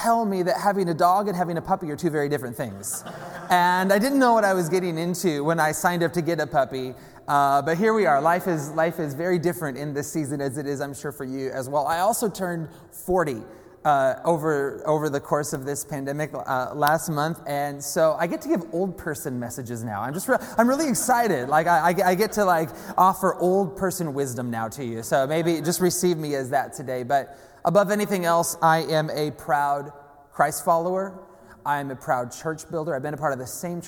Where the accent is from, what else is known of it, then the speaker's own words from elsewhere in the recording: Seattle, Washington, United States; I hail from the Seattle area, from the Pacific Northwest